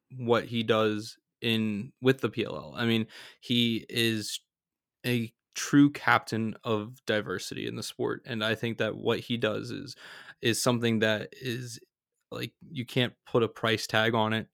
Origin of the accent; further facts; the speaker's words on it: outside Philadelphia, Pennsylvania, United States; I grew up right outside of Philadelphia